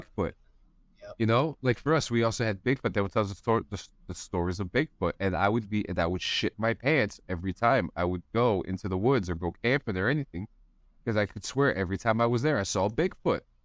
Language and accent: English; New Jersey, United States; I'm from New Jersey.